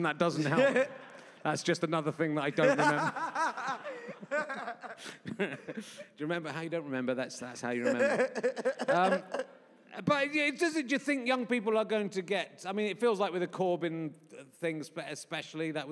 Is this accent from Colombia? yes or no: no; Yorkshire and the Humber, United Kingdom; moved away; also born or lived in Somerset; I was born in Yorkshire